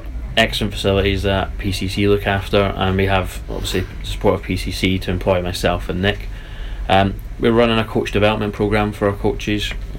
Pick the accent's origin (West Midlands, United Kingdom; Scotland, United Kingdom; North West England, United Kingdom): Scotland, United Kingdom; Dumfries; moved away; I'm from Scotland